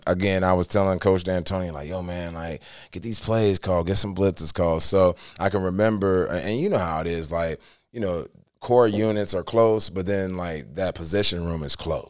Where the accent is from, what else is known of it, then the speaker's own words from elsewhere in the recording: New Philadelphia, Ohio, United States; moved away; I'm from New Philadelphia